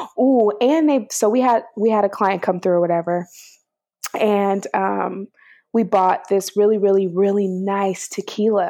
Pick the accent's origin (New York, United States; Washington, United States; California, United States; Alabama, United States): California, United States; the Bay Area; also born or lived in East Bay; I just moved to San Francisco. I'm from the Bay